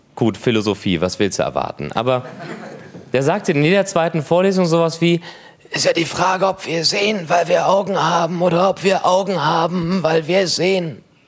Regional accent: Cologne, North Rhine-Westphalia, Germany; Ich, ich komme aus Köln.

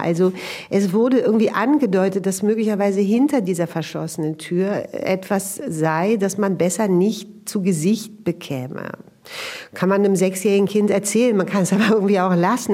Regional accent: Berlin, Germany; Ich bin ähm, in Westberlin aufgewachsen, in dem Arbeiterbezirk Neukölln in den 70er Jahren.

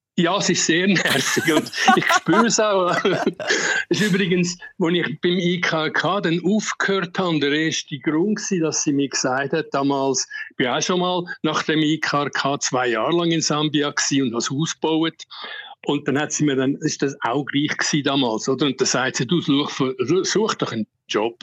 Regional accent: Uster, Zurich, Switzerland; moved away as an adult; also born or lived in Ticino / Zambia; now in Lusaka, Zambia; ich bin im Bezirksspital Uster geboren

